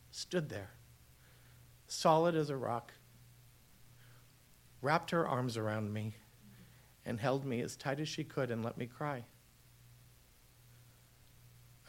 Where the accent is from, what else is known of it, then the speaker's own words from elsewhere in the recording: Boston, Massachusetts, United States; now in Los Angeles, United States; We're Boston Irish Catholic